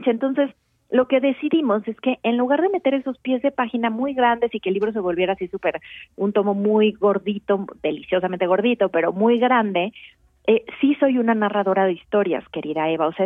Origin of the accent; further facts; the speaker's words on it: Mexico; fue un parto que dio a luz lo que hoy somos los mexicanos